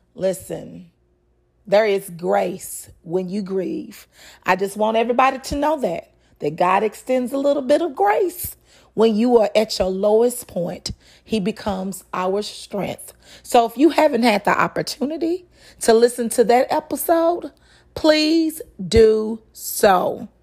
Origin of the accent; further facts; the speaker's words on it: Dallas, Texas, United States; also born or lived in Austin, Texas; now in Houston, United States; I was born in Austin, raised in Dallas, and now live in Houston.